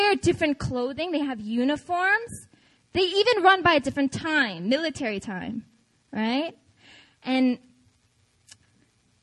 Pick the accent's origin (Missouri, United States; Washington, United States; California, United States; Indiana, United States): Washington, United States; Seattle; now in Seoul, South Korea; I'm from Seattle